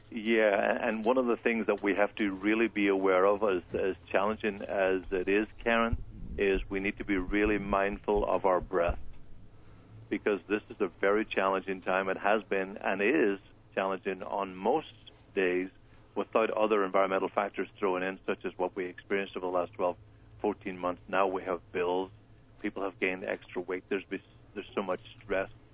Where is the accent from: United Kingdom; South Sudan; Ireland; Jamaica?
Ireland; now in Ventura County, United States; kids growing up in Ireland